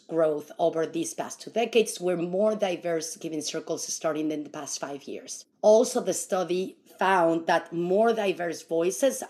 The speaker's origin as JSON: {"language": "English", "region": "Mexico City", "country": "Mexico", "tie": "born or raised there", "moved": "yes", "lives_now": "San Francisco Bay Area, United States", "said": "I come from Mexico, and you know, we have the tandas there for many, many years"}